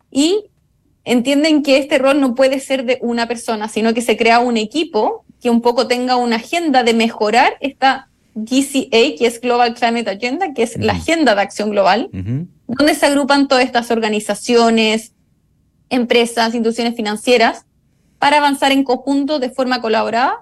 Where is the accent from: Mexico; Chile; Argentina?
Chile; yo soy chilena